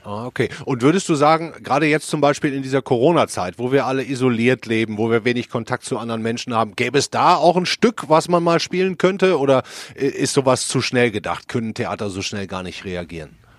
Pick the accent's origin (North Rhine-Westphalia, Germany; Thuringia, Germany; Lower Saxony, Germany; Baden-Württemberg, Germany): North Rhine-Westphalia, Germany; Ruhr area; als Ruhrpottler